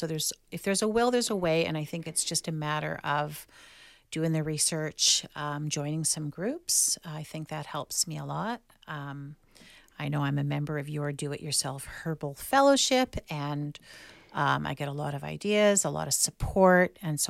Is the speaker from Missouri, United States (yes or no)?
no; California, United States; And that's really real for me because I grew up in the Bay Area.